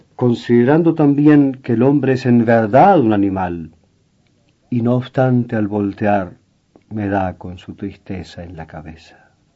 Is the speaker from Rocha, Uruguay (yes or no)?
no; Tacuarembó, Uruguay; moved away; en mi pueblo, en Tacuarembó